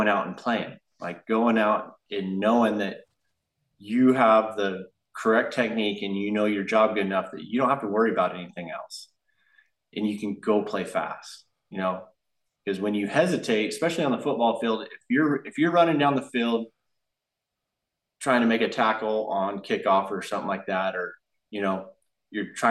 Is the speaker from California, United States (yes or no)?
yes; Porterville, California, United States; now in Central Coast, United States; over in Porterville, over my hometown